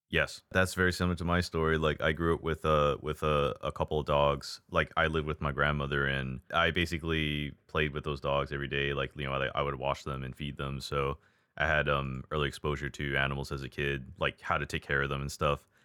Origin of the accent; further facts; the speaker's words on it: Hawaii, United States; moved away; also born or lived in Texas; I was born and raised in Hawaii.